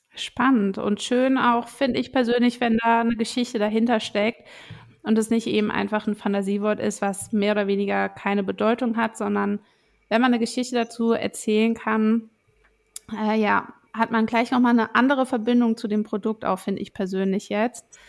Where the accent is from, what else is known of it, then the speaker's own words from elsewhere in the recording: Rheinhessen, Rhineland-Palatinate, Germany; Ich bin selbst in Rheinhessen groß geworden